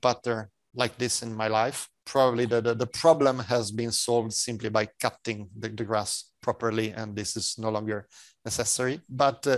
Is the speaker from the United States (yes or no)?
no; Italy